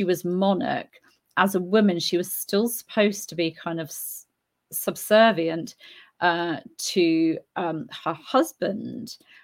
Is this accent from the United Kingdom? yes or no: yes; United Kingdom; now in Spain; I'm British, but I live in Spain, so I've embraced Spain as my country too